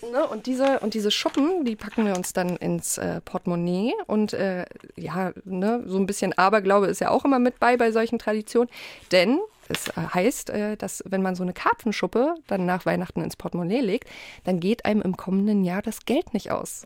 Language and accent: German; Poland; bei uns in Polen wird an Heiligabend so richtig aufgetafelt